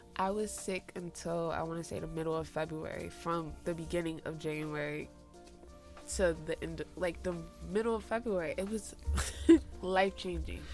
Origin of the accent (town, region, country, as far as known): Jersey City, New Jersey, United States